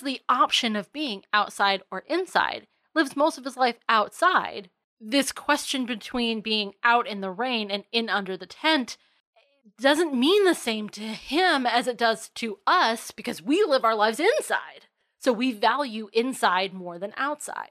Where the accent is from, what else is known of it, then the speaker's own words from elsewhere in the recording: United States; I grew up on Long Island Sound, so the waves are relatively small to non-existent out there.